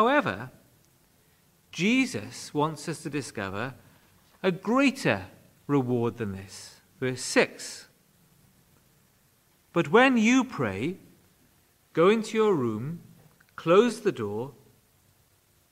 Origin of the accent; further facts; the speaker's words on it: Wales, United Kingdom; When I was growing up in Wales, prayer was a very significant part of church life